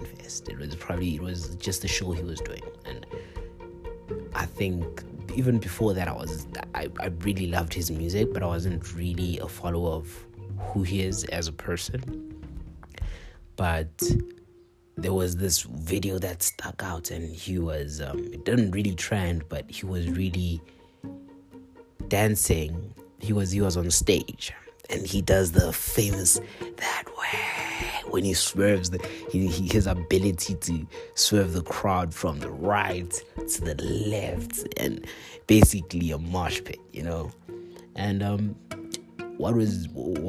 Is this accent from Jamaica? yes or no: no; South Africa; we as South Africans